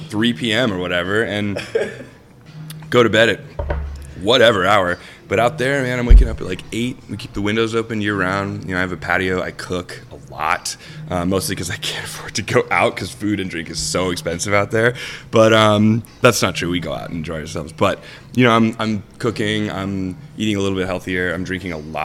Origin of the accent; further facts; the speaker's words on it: Savannah, Georgia, United States; now in Chicago, United States; I'm from Savannah, Georgia